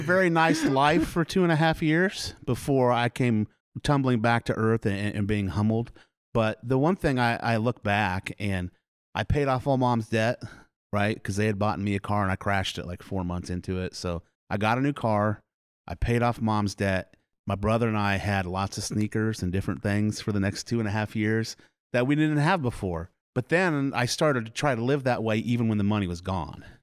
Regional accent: Milo, Iowa, United States; also born or lived in Des Moines, Iowa / Indianola, Iowa / Oklahoma / Carlisle, Iowa; And I grew up in Milo. I've, I've lived in Warren County my whole life.

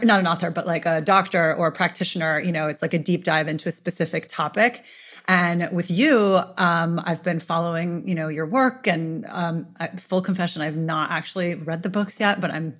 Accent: New York City, New York, United States; I'm born and raised in New York City

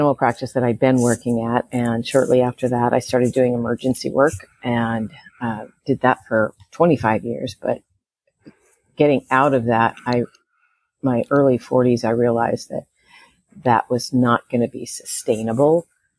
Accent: California, United States; also born or lived in Chicago / St. Louis; So I grew up in a lot of different places. Well, actually, three. My dad was he was an aerospace engineer. So we moved around from Chicago area, St. Louis area, and Southern California.

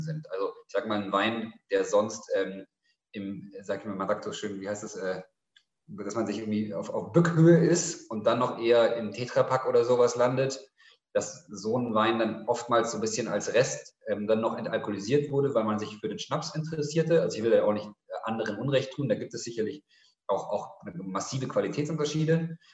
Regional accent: Munich, Bavaria, Germany; also born or lived in Cairo; now in Berlin, Germany; Ich bin in München aufgewachsen

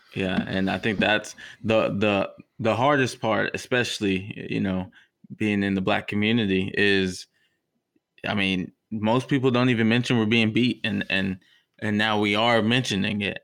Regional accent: Texas, United States; as a Texan

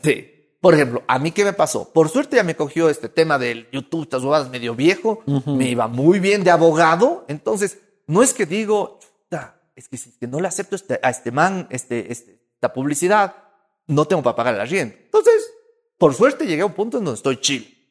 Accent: Cuenca, Azuay, Ecuador

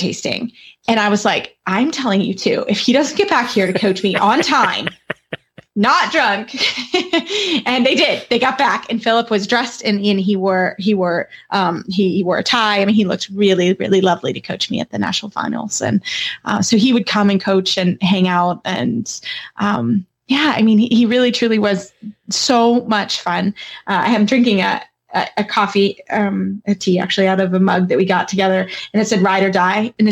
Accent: Kentucky, United States; also born or lived in Florida; I'm from Kentucky

